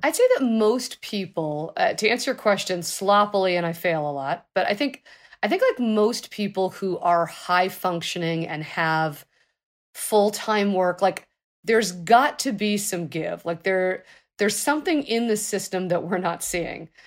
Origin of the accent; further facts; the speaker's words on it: Los Angeles, California, United States; I was born in Los Angeles.